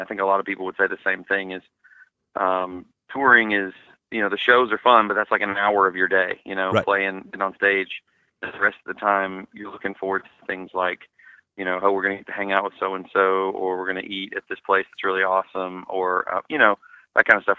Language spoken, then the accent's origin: English; Atlanta, Georgia, United States; my hometown in Atlanta